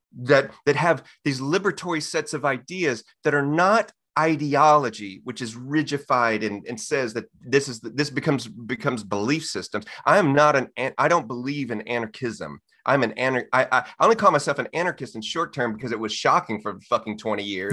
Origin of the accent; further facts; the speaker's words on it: Texas, United States; I'm born and raised in Texas